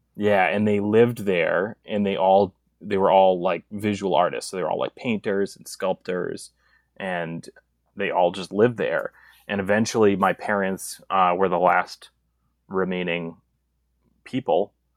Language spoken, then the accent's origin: English; East Coast, United States; now in Inland Empire, California, United States; I was raised on the East Coast